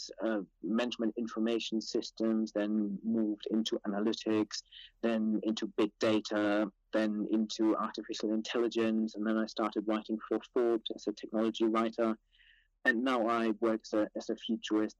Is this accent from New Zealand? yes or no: no; Germany; moved away as an adult; also born or lived in Cambridge, England / Cranfield, England; now in United Kingdom; I was born in Germany, then moved to England to study at Cambridge